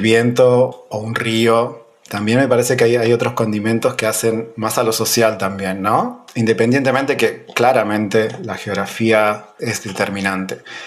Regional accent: Pico Truncado, Santa Cruz, Argentina; also born or lived in Buenos Aires, Argentina; nací acá, me crié acá en Pico Truncado

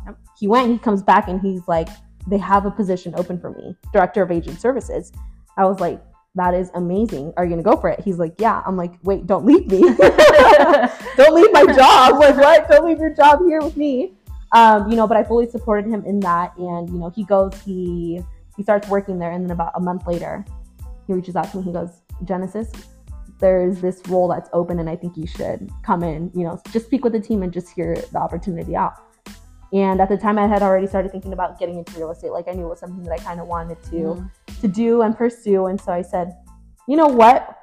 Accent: Orange County, California, United States; moved away as an adult; now in Arizona, United States; So I was born and raised in California, Orange County

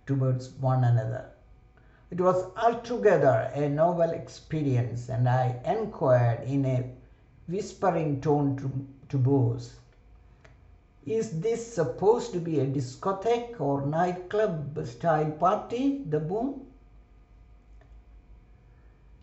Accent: India; moved away as an adult; I was the only Indian student or resident perhaps in the campus

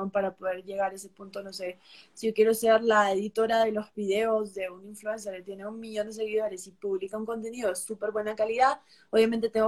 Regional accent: Peru; now in Costa Rica; yo nací en Perú, eh, soy peruana, soy nacionalizada eh, costarricense desde hace uh, bastantes años.

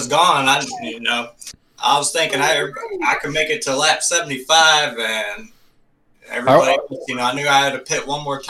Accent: Chesterfield, Virginia, United States; I'm from Chesterfield, Virginia.

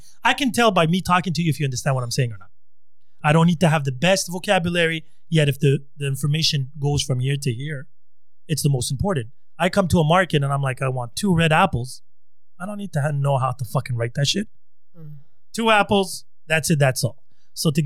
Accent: United States; I was born in the States, right? So I learned English and Berber.

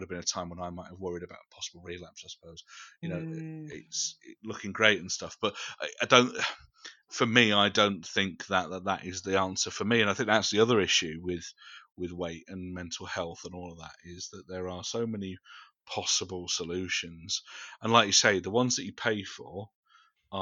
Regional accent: United Kingdom; we're British and we don't do that sort of thing.

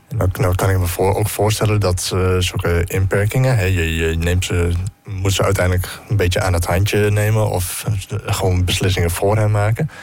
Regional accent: Netherlands; wij Nederlanders

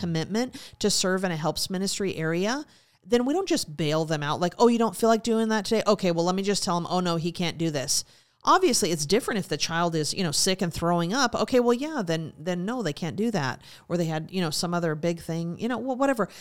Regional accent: Montana, United States; moved away; also born or lived in Alaska; growing up in Montana and, of course, living in Alaska

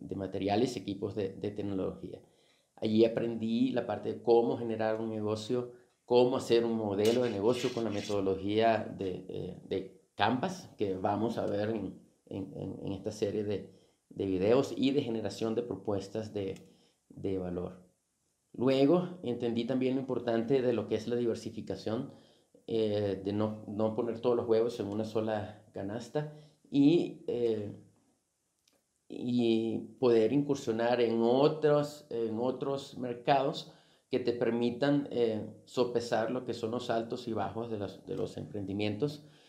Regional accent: Venezuela; con solo 16 años de edad, tuve que dejar mi ciudad natal para para mudarme a otra ciudad dentro de, dentro de Venezuela.

